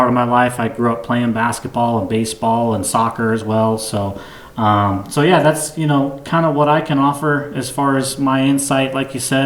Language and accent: English; Black Forest, Colorado, United States; also born or lived in Chicago, Illinois; I'm from Chicago, born there, raised in Colorado, just outside of Colorado Springs in Black Forest